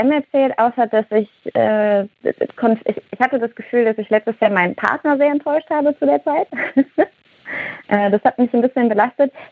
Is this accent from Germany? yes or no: yes; Cologne, North Rhine-Westphalia, Germany; ich glaube, ich komme ursprünglich aus dem Rheinland, äh, aus Köln, ne? Und bei uns sagt man halt, mach was du willst.